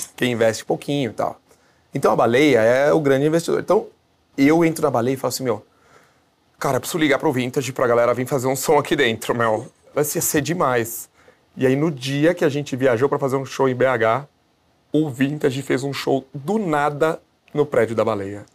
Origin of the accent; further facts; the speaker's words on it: Brazil; a gente é brasileiro